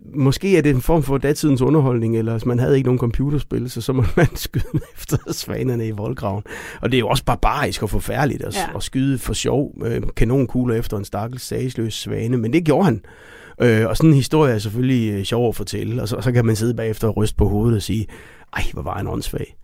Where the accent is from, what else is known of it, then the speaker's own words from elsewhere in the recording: Denmark; som danskere